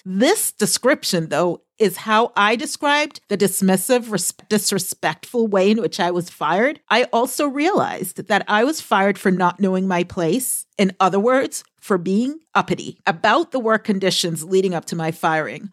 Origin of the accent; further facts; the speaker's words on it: Boston, Massachusetts, United States; I am from the Boston area.